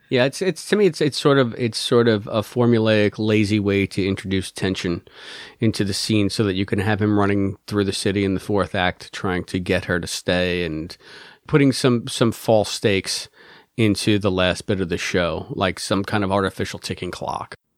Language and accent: English; New York City, New York, United States; as a New Yorker